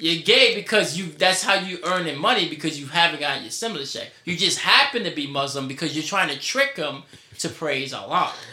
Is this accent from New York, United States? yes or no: yes; New York City, New York, United States; accent: New York; my New York accent, which I naturally have